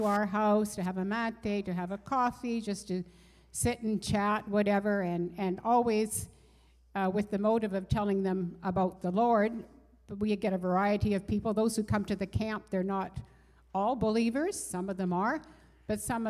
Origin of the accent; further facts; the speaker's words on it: Canada; moved away; we're Canadian